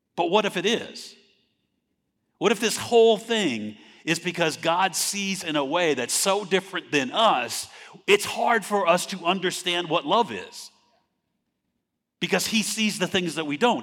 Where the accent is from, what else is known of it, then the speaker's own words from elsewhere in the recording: California, United States; moved away as an adult; I grew up in California